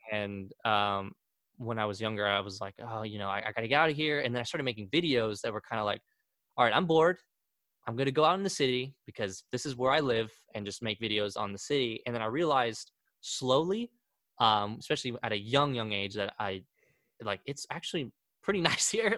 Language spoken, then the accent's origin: English; Wichita, Kansas, United States; also born or lived in Argentina; i grew up most of my life here